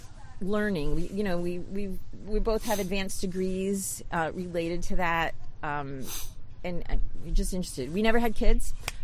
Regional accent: New York City, New York, United States; now in New Hampshire, United States; I'm originally from Brooklyn, New York

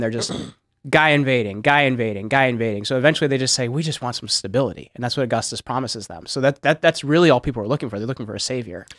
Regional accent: New Jersey, United States; I'm from North Jersey, we have Taylor ham

